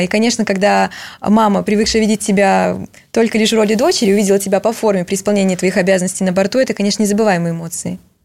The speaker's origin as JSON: {"language": "Russian", "region": "Russian Far East", "country": "Russia", "tie": "born or raised there", "moved": "yes", "said": "я сама родом с Дальнего Востока"}